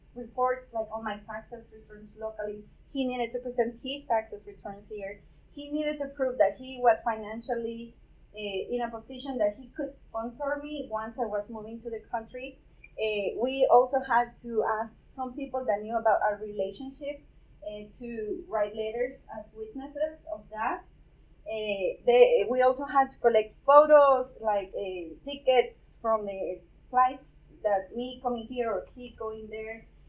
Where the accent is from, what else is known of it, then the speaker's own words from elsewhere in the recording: Guatemala; moved away as an adult; I am a Guatemalan, born in Guatemala, lived there my, most of my